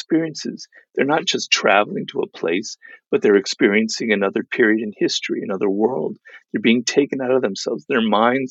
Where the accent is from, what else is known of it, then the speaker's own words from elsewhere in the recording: Los Angeles, California, United States; my kind of cloistered life in Los Angeles, because I grew up here